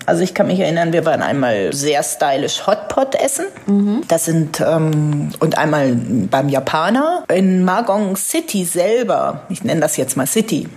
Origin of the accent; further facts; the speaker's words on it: Northern Germany, Germany; als Norddeutsche fühle ich mich da sehr wohl